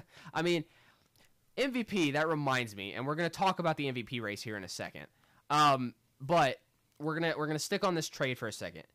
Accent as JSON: {"language": "English", "country": "United States", "said": "I'm an American"}